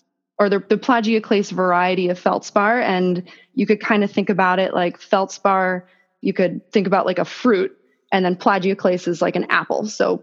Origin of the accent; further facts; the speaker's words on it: Boston, Massachusetts, United States; I'm from Boston originally, no accent though. I think that went away a couple years ago.